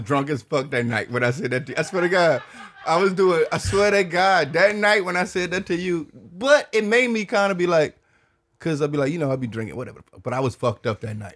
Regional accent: Detroit, Michigan, United States; moved away as an adult; now in Austin, United States; I'm from Detroit

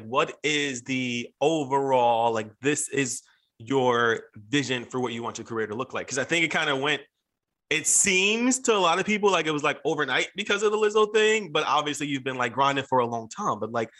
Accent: Philadelphia, Pennsylvania, United States; Hey, I'm from Philly.

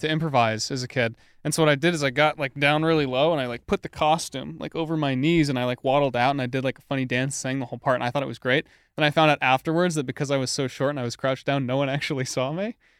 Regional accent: Vermont, United States; also born or lived in New Hampshire; I'm from Vermont.

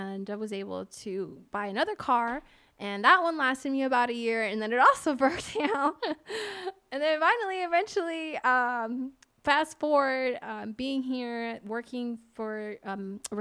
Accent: Pennsylvania, United States; born or raised there; moved away as an adult; now in Las Vegas, United States

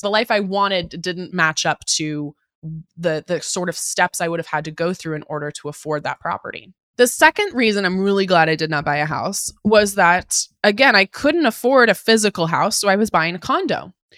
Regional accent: Puyallup, Washington, United States; also born or lived in Seattle, Washington; I grew up in Puyallup, Tacoma.

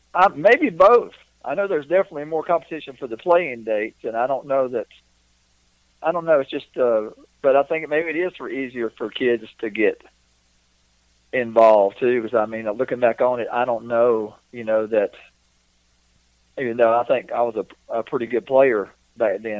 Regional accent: North Carolina, United States; back where I, where I grew up in North Carolina

